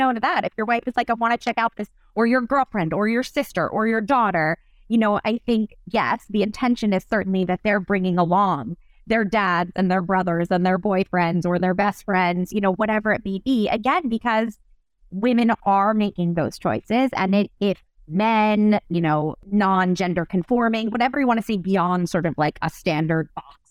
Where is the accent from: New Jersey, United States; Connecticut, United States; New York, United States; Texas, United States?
New York, United States; I'm a New Yorker. I've raised my family here.